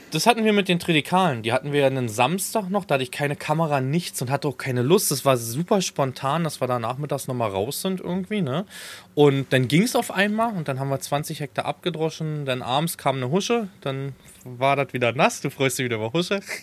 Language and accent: German; Falkensee, Brandenburg, Germany; born or raised there